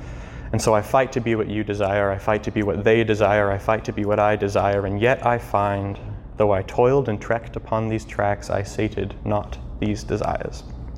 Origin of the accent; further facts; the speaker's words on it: Cape Town, Western Cape, South Africa; also born or lived in St. Louis, United States; now in Kansas City, United States; I actually was born in St. Louis, but my family are missionaries in Cape Town, South Africa. So I grew up in Southern Africa, moving around a lot, and ended up coming back here to the US for college